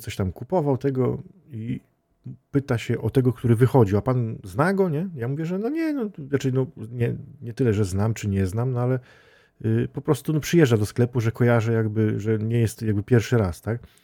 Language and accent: Polish; Świętokrzyskie Voivodeship, Poland; tutaj u nas w Świętokrzyskim